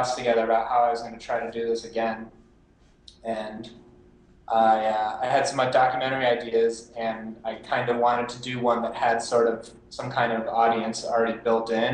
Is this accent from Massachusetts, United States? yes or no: yes; Massachusetts, United States; moved away as an adult; now in Los Angeles, United States; I'm from Massachusetts, moved out to LA like within a month of graduating from college